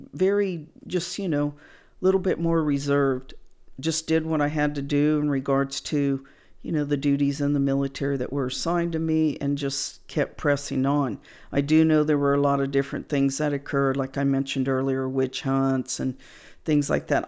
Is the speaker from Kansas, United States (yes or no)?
yes; Wichita, Kansas, United States; now in San Antonio, United States; I was in my hometown of Wichita, Kansas